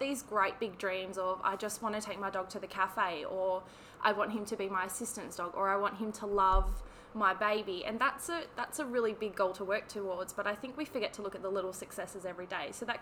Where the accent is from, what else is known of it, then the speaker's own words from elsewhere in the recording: Perth, Western Australia, Australia; also born or lived in Armadale, Western Australia; I was born in Bentley, so Perth girl, born and bred.